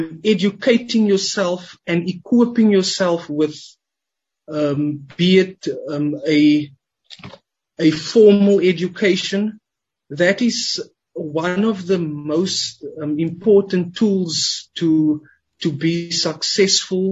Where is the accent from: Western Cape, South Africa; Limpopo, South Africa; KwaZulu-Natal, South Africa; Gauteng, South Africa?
Western Cape, South Africa; Cape Town; I was born and raised in the Cape Flats